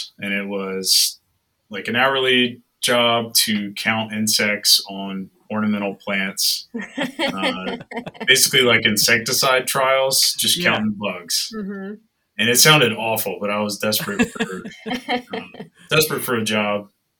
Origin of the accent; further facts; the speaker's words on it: North Carolina, United States; moved away; I grew up in North Carolina. I've lived in the southeastern U.S. my whole life.